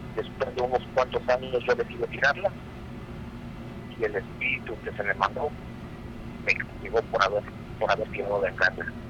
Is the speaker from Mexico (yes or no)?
yes; Mexico; moved away; yo soy de México